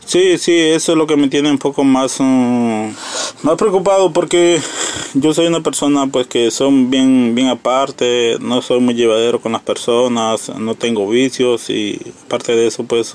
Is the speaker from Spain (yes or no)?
no; Honduras; moved away as an adult; now in United States; nosotros emigramos de Honduras por motivos de que allá hay mucha delincuencia